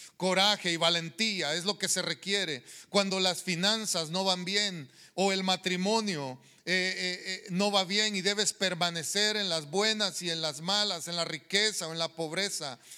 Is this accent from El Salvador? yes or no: yes; El Salvador; moved away; allá en la tierra donde yo crecí, en El Salvador